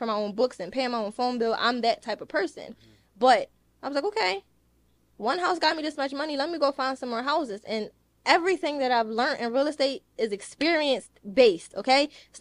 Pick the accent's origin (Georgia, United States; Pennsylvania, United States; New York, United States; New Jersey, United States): Pennsylvania, United States; Philadelphia; I'm from Philadelphia